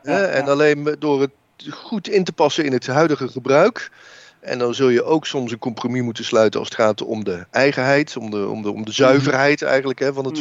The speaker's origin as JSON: {"language": "Dutch", "town": "Oudenbosch", "region": "North Brabant", "country": "Netherlands", "tie": "born or raised there", "said": "ik ben opgegroeid in Oudenbos westelijke eh, Brabant"}